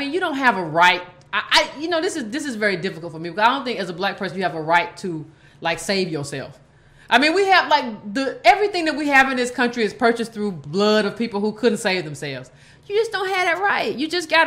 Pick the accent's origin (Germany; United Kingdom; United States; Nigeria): United States; Georgia; I'm from the South. I'm from Georgia